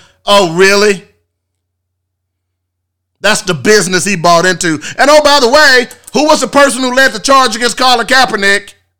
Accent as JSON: {"language": "English", "town": "Little Rock", "region": "Arkansas", "country": "United States", "tie": "born or raised there", "said": "I grew up here in Little Rock"}